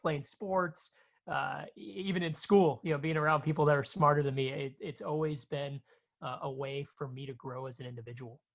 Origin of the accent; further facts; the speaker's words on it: Chicago, Illinois, United States; I grew up in South Chicago